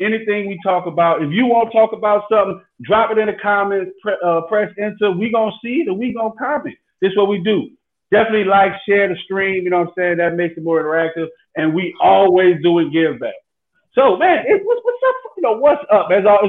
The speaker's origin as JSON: {"language": "English", "town": "New Orleans", "region": "Louisiana", "country": "United States", "said": "I'm from New Orleans, man."}